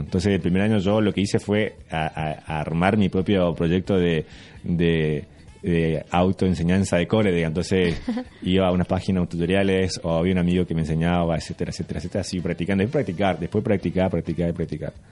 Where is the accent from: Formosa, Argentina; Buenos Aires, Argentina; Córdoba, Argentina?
Formosa, Argentina; yo eh, nací en Formosa